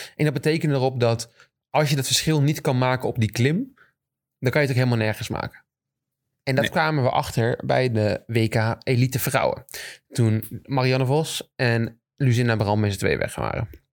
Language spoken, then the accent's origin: Dutch; Netherlands